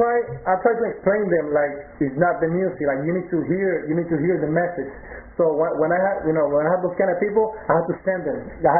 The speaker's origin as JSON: {"language": "English", "country": "Puerto Rico", "moved": "yes", "lives_now": "Elizabeth, United States", "said": "I'm from Puerto Rico. Right now, I'm living over here in Elizabeth, New Jersey."}